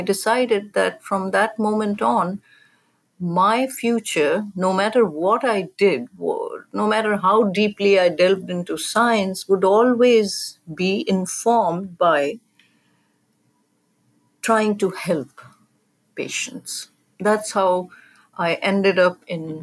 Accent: Pakistan; moved away as an adult; now in United States; I grew up in Pakistan, a country where science education was not easily available at an advanced level

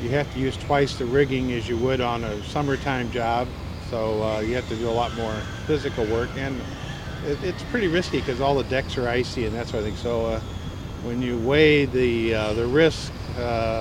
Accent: St. Louis, Missouri, United States; also born or lived in Canon City, Colorado; Born in St. Louis and grew up, I guess you'd say central west end of St. Louis

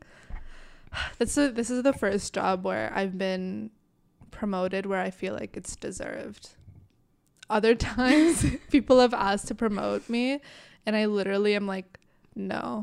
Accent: Canada; I was born in Canada

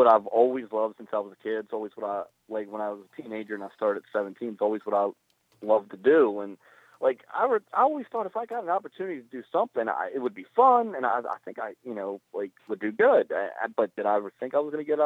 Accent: Baltimore, Maryland, United States; now in Glen Burnie, United States; I was born and raised in Baltimore. You know, I live in Glen Burnie now, about 8 miles from the city

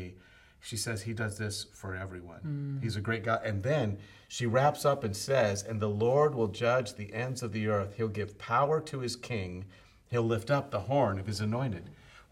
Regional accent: United States; being American males

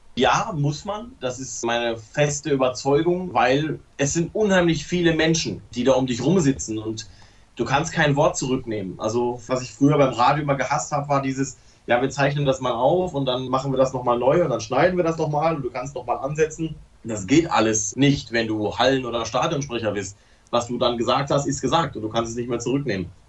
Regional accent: Hamm, North Rhine-Westphalia, Germany; ich komme ja gebürtig aus dem Ruhrpott, bin gebürtiger Hammer

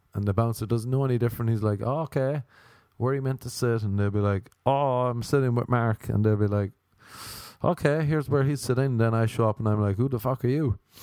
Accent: Ireland; moved away; I'm Irish

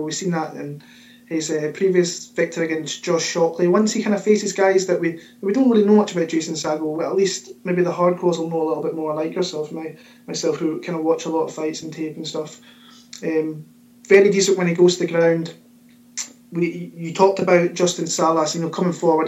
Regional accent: Scotland, United Kingdom; my hometown from my home country, Scotland

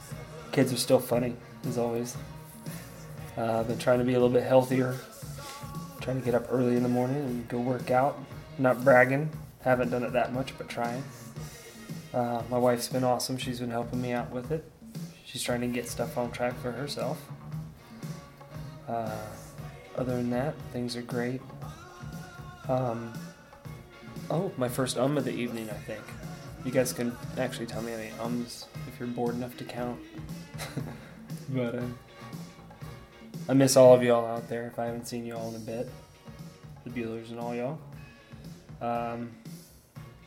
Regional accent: Sarasota, Florida, United States; The kid I grew up with down in Sarasota

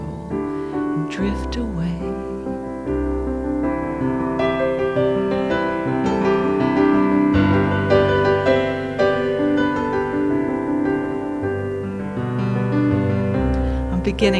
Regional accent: Dobbs Ferry, New York, United States; moved away as an adult; now in Sydney, Australia; we grew up together in Dobbs Ferry, New York

